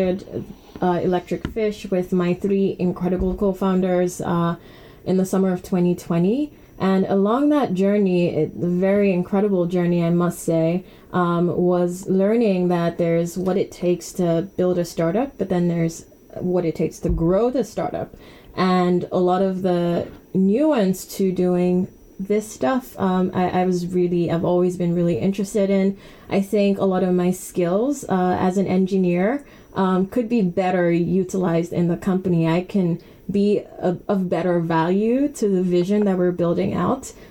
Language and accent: English; Nigeria; now in United Kingdom; I'm Nigerian, and I am a current MBA full-time student here